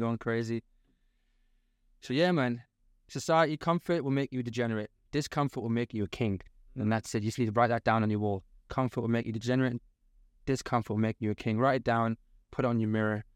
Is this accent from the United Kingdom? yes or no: yes; the north of England, United Kingdom; moved away; also born or lived in London; I'm from the North